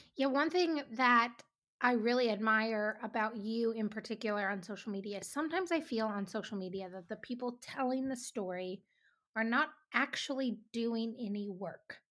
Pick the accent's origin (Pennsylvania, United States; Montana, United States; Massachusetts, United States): Montana, United States; Three Forks; We're both from Three Forks